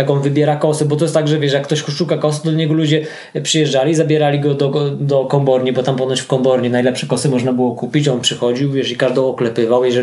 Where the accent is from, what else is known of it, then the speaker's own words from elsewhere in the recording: Bieszczady, Subcarpathian Voivodeship, Poland; moved away; also born or lived in Kielce / Costa Rica; to stąd pochodzę, pochodzę z Bieszczadów, e, chociaż e, szukaliśmy, mieszkając w Kielcach, szukaliśmy czegoś w okolicach Kielc